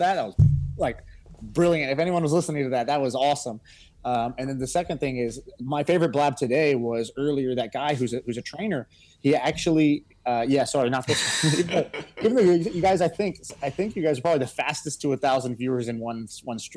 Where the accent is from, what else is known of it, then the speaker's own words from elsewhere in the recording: Texas, United States; I grew up in Texas